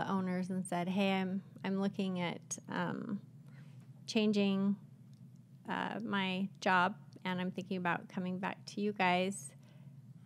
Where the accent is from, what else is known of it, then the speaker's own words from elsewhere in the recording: Utah, United States; I born and raised in Utah